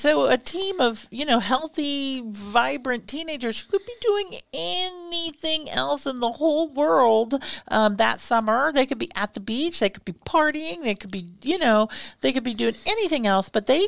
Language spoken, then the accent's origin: English; Oklahoma, United States; I'm from Oklahoma